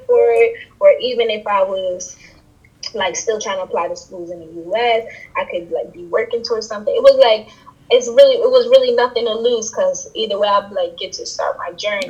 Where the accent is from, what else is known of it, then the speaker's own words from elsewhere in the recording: New York City, New York, United States; I'm born in the Bronx. I was raised in the Bronx. I have origins from Trinidad